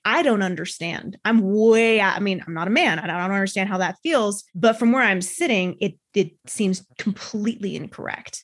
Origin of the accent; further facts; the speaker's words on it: United States; I'm an American, I'm a woman, I'm a business owner.